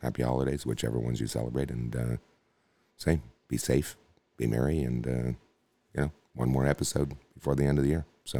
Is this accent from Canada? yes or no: yes; Canada; growing up in Canada